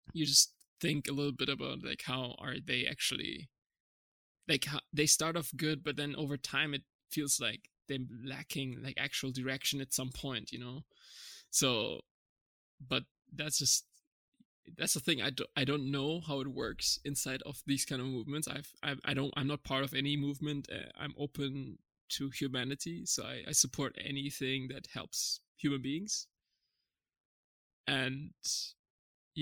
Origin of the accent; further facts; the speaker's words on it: Germany; moved away; also born or lived in Canada / California / Czech Republic; I was born and raised in Germany, but my parents are from Turkey